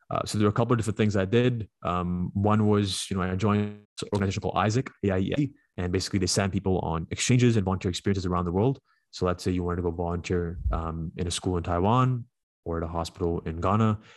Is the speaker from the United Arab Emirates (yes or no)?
yes; Dubai, United Arab Emirates; let's say you're like you're from Vaughan and I say I'm from Dubai.